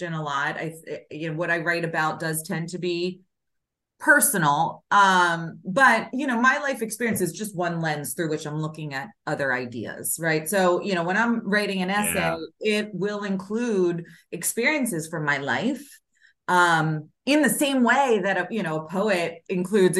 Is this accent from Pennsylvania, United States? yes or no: yes; Philadelphia, Pennsylvania, United States; moved away; I just was in Philly last weekend, where I'm from, my hometown